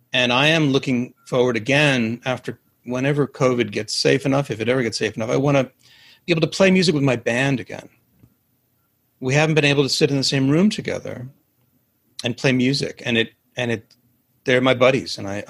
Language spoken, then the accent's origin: English; New York City, New York, United States; I grew up in Manhattan